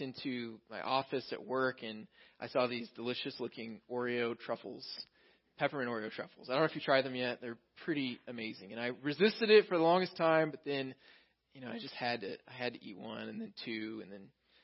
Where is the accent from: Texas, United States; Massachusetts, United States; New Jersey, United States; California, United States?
Texas, United States; moved away; I grew up in Texas